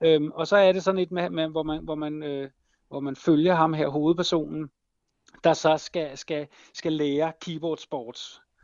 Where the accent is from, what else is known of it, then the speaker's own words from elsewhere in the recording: Copenhagen, Capital Region of Denmark, Denmark; jeg kommer fra København